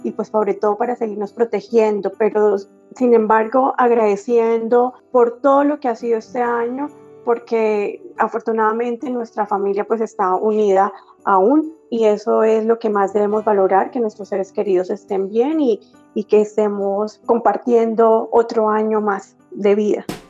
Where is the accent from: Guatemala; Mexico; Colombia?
Colombia; Saravena, Arauca; soy de Saravena, Arauca